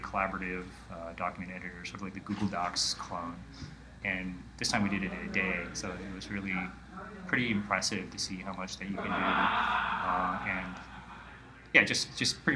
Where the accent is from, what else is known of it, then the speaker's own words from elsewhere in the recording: Honolulu, Hawaii, United States; I'm from Honolulu, Hawaii